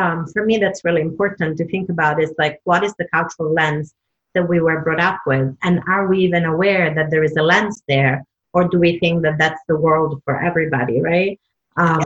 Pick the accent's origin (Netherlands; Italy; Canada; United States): Italy; Southern Italy; moved away; the way I was brought up in Italy, Southern Italy